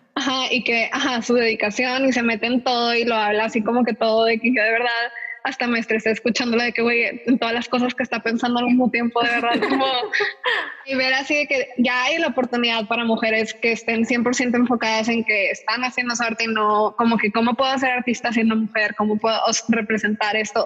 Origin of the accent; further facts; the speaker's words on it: Monterrey, Nuevo León, Mexico; yo soy de aquí de Monterrey y crecí en una escuela como que bilingüe